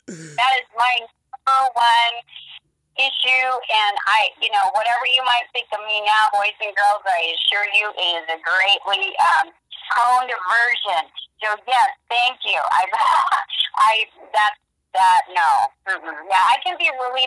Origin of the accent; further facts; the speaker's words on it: Portland, Oregon, United States; I'm originally from Portland, Oregon.